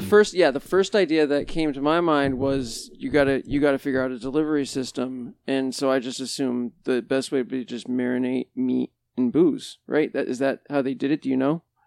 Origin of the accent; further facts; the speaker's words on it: Monson, Massachusetts, United States; I grew up in Munson. It's a small town